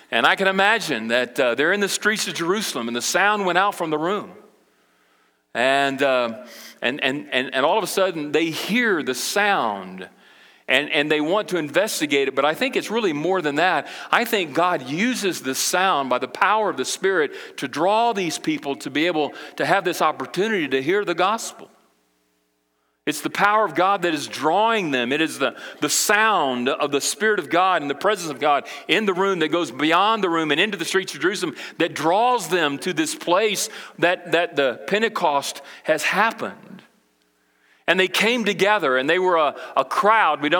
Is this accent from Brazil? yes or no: yes; Brazil; But I can remember when I grew up in Brazil, my parents, you know, they were missionaries, and we went over to South America, Brazil, with the International Mission Board when I was uh, eight years old.